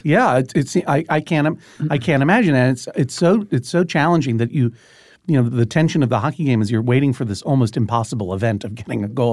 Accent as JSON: {"language": "English", "town": "Brookline", "region": "Massachusetts", "country": "United States", "tie": "born or raised there", "said": "growing up in Boston"}